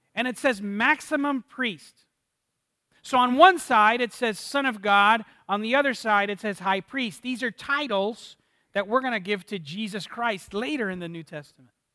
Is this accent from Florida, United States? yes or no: yes; Miami, Florida, United States; moved away as an adult; also born or lived in Dallas; I'm from Miami, Florida, and my wife is from Miami, Florida as well, both born and raised